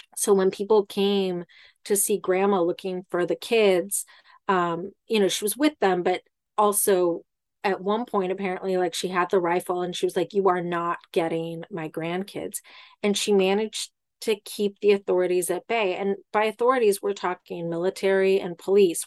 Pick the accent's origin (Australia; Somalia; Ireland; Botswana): Ireland; I'm Irish